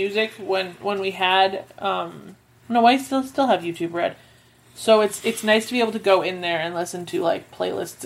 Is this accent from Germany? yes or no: no; Canada; I'm too Canadian